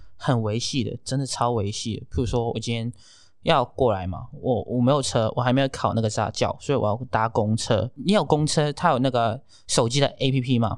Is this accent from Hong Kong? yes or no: yes; Hong Kong; moved away as an adult; now in Taiwan; 可是我是香港人，然后在我很小的时候有经历过SARS